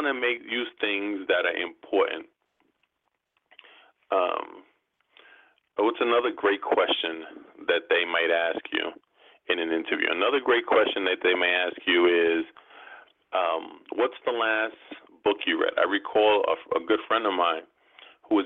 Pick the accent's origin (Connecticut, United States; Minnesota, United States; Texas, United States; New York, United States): New York, United States; New York City; I'm from New York